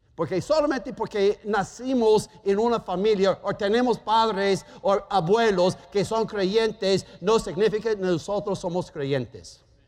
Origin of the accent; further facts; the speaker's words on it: Germany; Spanish is a second language; moved away; Yo soy alemán